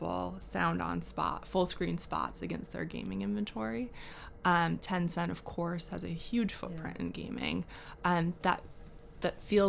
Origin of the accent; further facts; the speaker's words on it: Midwest, United States; I'm from the Midwest in the States